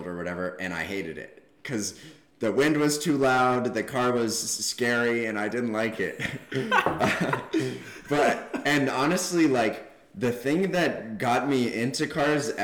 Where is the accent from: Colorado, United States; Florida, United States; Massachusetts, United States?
Colorado, United States; Boulder; now in Arizona, United States; I grew up in Boulder, Colorado